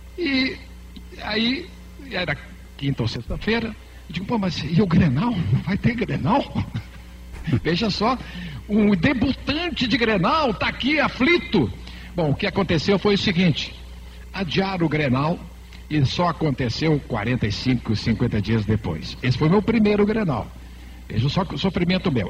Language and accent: Portuguese; Santa Catarina, Brazil; moved away as an adult; now in Rio Grande do Sul, Brazil; a minha infância toda foi em Santa Catarina ouvindo as rádios